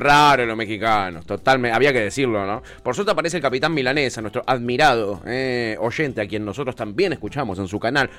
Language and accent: Spanish; Argentina; accent: Argentine; Yo que hablo argentino